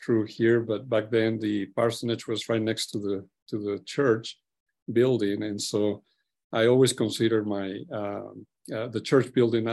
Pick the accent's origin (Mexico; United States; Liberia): Mexico; Chihuahua; moved away; I was born in Mexico, raised in northern Mexico, more precisely Chihuahua area.